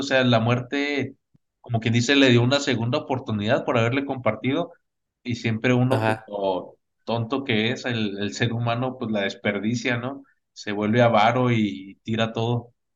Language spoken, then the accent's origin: Spanish; Mexico; como mexicanos te digo